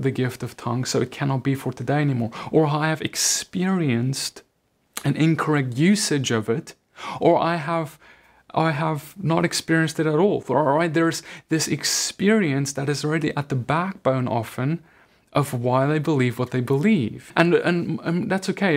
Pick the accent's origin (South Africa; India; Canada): South Africa; I grew up Dutch Reformed in South Africa